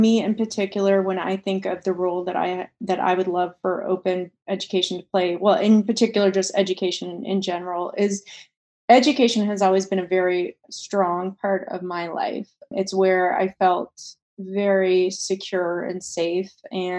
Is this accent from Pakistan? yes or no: yes; Pakistan; also born or lived in Poland; growing up in Pakistan and growing up in Poland, I was in environments that were extremely restrictive when it came to education.